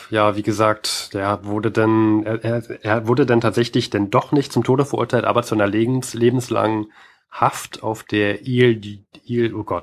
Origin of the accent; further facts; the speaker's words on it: Germany; Allerdings bin ich auch Deutscher und wer weiß, wie man in Frankreich aufwächst